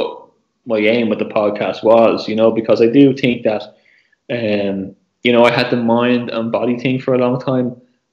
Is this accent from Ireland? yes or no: yes; Ireland; As an Irish person